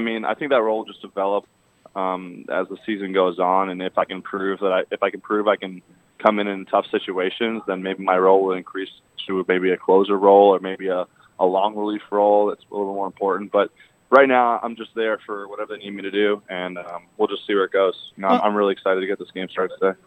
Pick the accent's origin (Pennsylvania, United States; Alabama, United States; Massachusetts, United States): Massachusetts, United States; Boston; I grew up around the Boston area